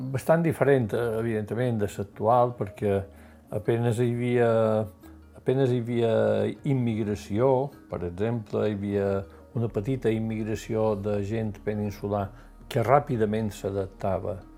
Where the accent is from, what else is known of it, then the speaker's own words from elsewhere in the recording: Manacor, Balearic Islands, Spain; Vaig néixer a Manacor el 6 d'agost de 1948.